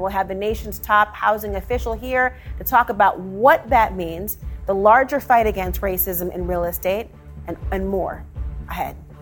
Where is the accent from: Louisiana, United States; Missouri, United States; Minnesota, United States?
Minnesota, United States; I'm from Minnesota